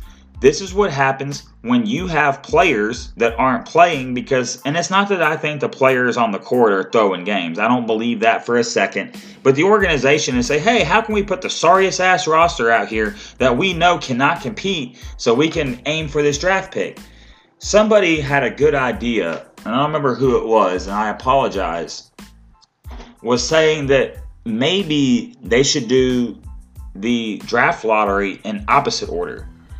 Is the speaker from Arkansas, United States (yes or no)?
yes; Arkansas, United States; I'm from Arkansas